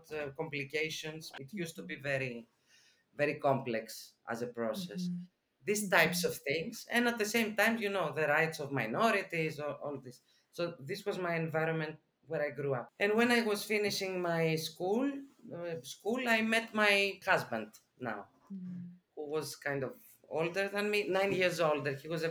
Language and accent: English; Athens, Attica, Greece; I was born and raised in Athens, Greece, center.